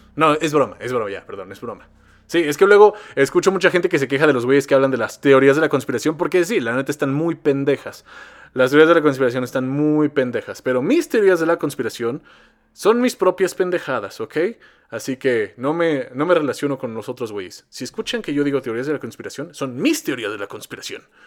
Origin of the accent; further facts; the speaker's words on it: Mexico; nosotros como mexicanos